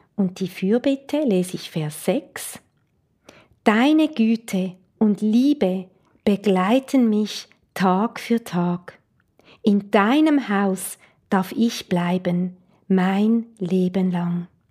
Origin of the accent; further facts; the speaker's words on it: Switzerland; Ich komme aus der Schweiz